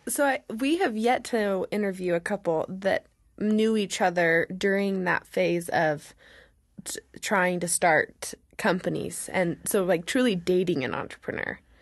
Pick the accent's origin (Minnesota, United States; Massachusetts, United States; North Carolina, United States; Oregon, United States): Oregon, United States; I'm from Oregon